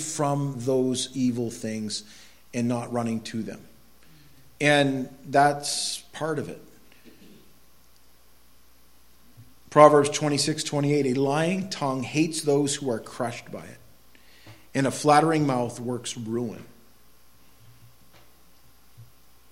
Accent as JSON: {"language": "English", "town": "Quimby", "region": "Maine", "country": "United States", "tie": "born or raised there", "said": "I grew up in Quimby, Maine"}